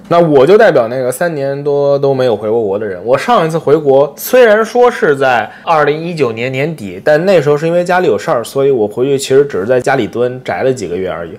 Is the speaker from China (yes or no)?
yes; Nantong, Jiangsu, China; now in Japan; 作为一个难通人